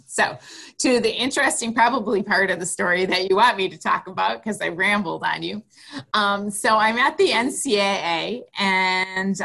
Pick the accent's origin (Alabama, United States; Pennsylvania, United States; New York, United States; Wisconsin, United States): Wisconsin, United States; Green Bay; I grew up in Green Bay, Wisconsin